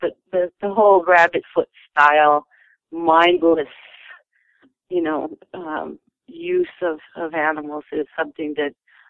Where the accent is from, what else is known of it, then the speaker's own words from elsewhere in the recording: Winnipeg, Manitoba, Canada; also born or lived in Kentucky; We were raised in North America for sure. And of course, we had been to zoos and everything. My father moved us to northern Manitoba when we were little kids. And then we moved to Kentucky and then back to Winnipeg in our teenage years.